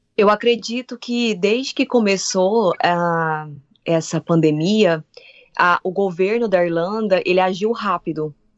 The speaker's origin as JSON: {"language": "Portuguese", "country": "Brazil", "moved": "yes", "lives_now": "Ireland", "said": "A gente, como brasileiro, como estudante"}